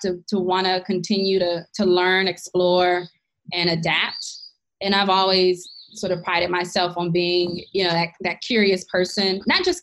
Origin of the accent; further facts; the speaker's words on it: Washington, District of Columbia, United States; moved away as an adult; also born or lived in New York City; I grew up in Washington, D.C., born and raised